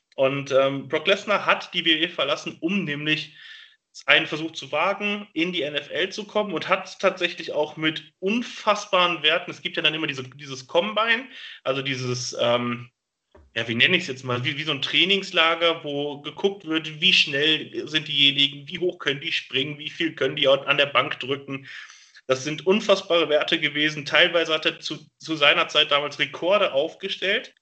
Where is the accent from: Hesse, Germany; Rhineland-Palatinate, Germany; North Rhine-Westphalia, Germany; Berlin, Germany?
North Rhine-Westphalia, Germany; Gelsenkirchen; in dem Jahr hatten wir tatsächlich bei uns in Gelsenkirchen Besuch in den Schulen